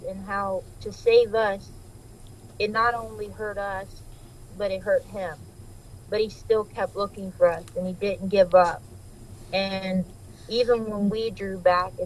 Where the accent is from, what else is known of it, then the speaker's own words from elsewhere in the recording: Ohio, United States; I was born in Ohio, and I was raised in Ohio